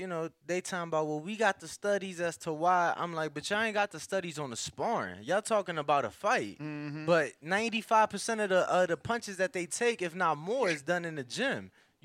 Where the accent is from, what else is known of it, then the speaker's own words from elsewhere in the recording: Chicago, Illinois, United States; I'm from Chicago